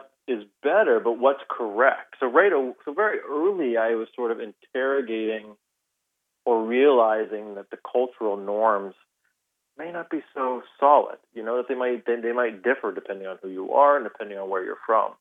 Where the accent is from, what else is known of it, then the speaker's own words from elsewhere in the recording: United States; I'm wholly American. I mean, I grew up here